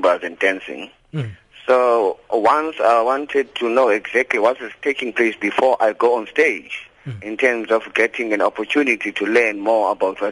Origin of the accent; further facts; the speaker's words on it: Cape Town, Western Cape, South Africa; I grew up seeing in Langa